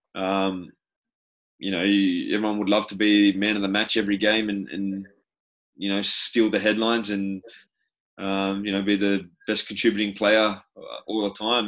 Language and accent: English; New South Wales, Australia; moved away as an adult; also born or lived in Belgium / Spain / England; being an Australian